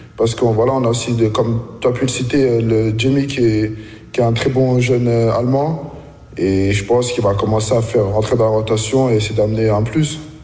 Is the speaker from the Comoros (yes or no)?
no; Reims, Grand Est, France; moved away as an adult; also born or lived in Washington, United States / Bern, Switzerland; now in Berlin, Germany; Je suis arrivé bah, en France à un an. J'ai grandi à Reims, formé à Reims, tout fait à Reims